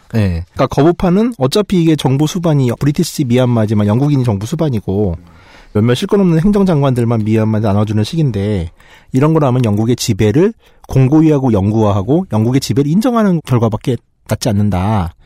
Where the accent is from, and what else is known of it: South Korea